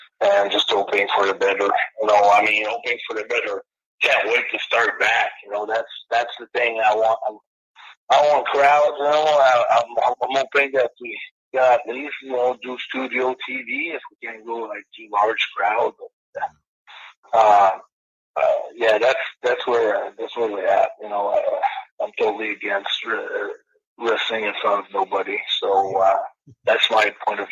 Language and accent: English; Canada; I'm from Canada